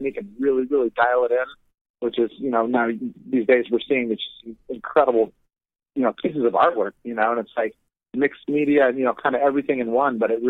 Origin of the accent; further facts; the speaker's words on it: Southern Oregon, United States; I was actually born and raised in Oregon. Southern Oregon, even